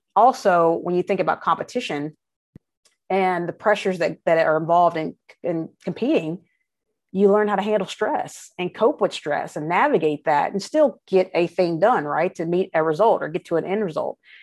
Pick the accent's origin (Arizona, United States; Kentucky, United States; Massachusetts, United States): Kentucky, United States; Frankfort; moved away; I'm from Frankfurt originally